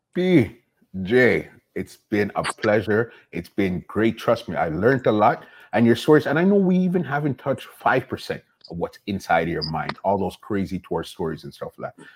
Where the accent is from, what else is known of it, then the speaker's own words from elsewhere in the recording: Toronto, Ontario, Canada; We're from Toronto, the big city.